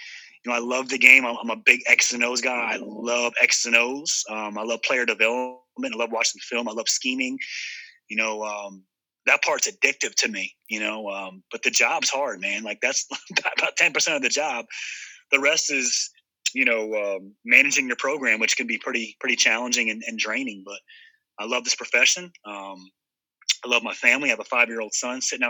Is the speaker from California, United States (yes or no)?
no; New Jersey, United States; I'm a Northeast guy, born and raised in New Jersey.